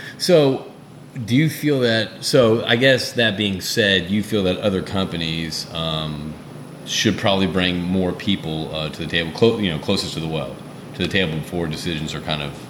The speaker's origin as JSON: {"language": "English", "region": "Connecticut", "country": "United States", "tie": "born or raised there", "also_born_or_lived": "Houston, Texas", "moved": "yes", "said": "I was born in Houston, but I grew up in Connecticut, okay?"}